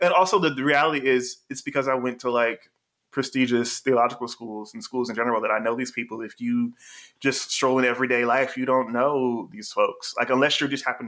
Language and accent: English; North Carolina, United States; I was born in North Carolina